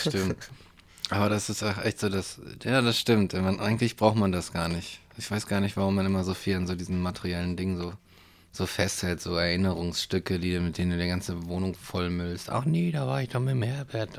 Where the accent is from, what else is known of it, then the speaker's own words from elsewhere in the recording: Hanover, Lower Saxony, Germany; Ich komme aus Hannover